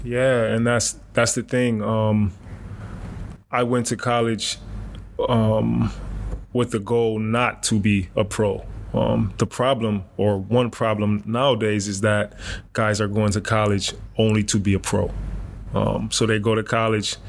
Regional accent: Rochester, New York, United States; moved away as an adult; also born or lived in Alabama / Germany; my hometown in Rochester

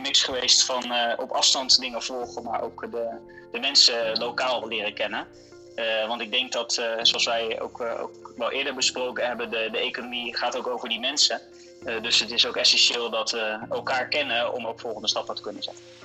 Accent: Netherlands; als Nederlanders

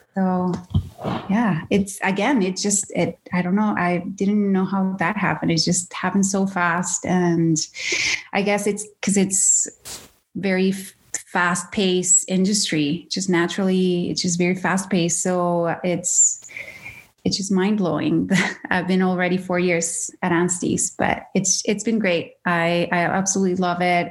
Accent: Caracas, Capital District, Venezuela; moved away as an adult; now in Canada; born and raised in Venezuela, in Caracas, Venezuela

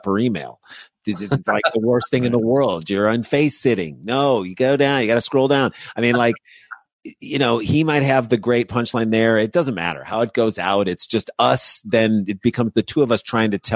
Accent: St. Louis, Missouri, United States; now in New York, United States; we grew up as Jews in St. Louis and living in New York

